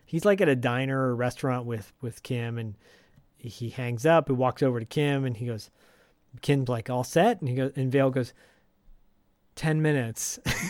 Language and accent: English; Canada; But I'm Canadian and you're Canadian and you're supposed to be nice.